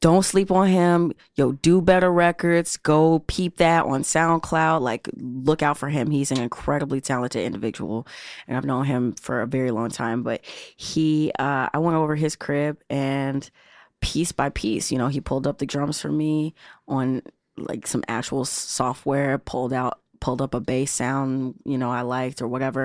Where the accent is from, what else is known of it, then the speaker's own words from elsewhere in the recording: Chicago, Illinois, United States; I grew up right here in Chi City